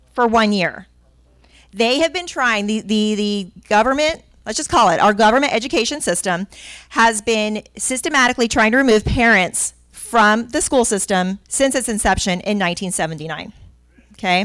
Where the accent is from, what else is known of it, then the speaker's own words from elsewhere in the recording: Miami, Florida, United States; also born or lived in Pinellas County, Florida; I am a Florida native that I was born in Miami, and I've been in Pinellas County since 1996